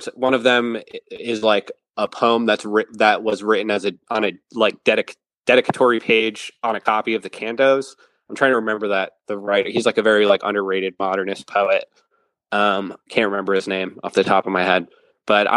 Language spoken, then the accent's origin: English; Western Massachusetts, United States; I grew up in Western Mass